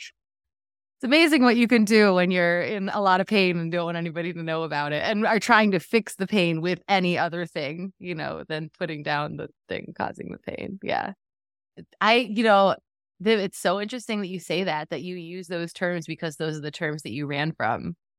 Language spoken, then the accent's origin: English; Western New York, United States; I'm from Western New York, and yeah, and had a pretty lovely childhood. I, you know, grew up in a, a relatively small town